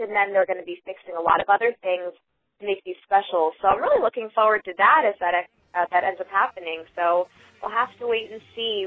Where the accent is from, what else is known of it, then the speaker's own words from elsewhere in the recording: New Jersey, United States; I grew up with her in New Jersey